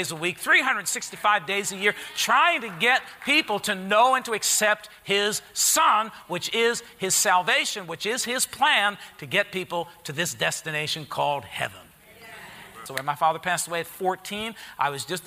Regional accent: Harrison, United States; I grew up in Harrison, at the St. Gregory's Church

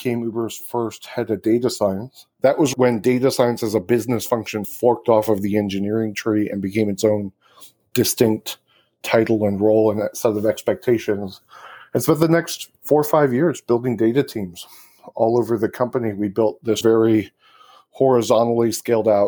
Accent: Michigan, United States; moved away as an adult; I grew up in Michigan.

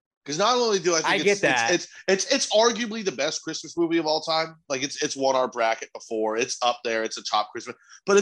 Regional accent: Texas, United States; I'm a Texan

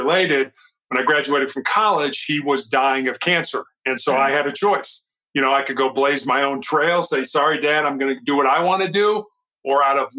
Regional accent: Chicago, Illinois, United States; also born or lived in Charleston, South Carolina; I am born and raised in Chicago

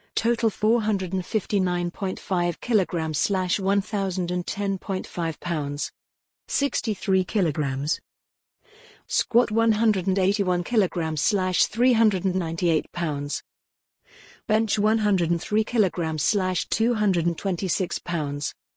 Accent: Thailand; now in Canada; I was born in Thailand and immigrated to Canada in two thousand and seven.

